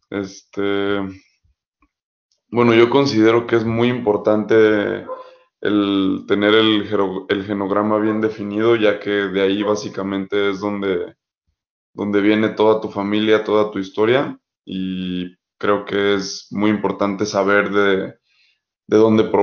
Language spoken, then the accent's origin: Spanish; Guadalajara, Jalisco, Mexico; yo soy de Guadalajara, pero tengo familia en, cerca de, aquí de Guadalajara, que es en Ameca.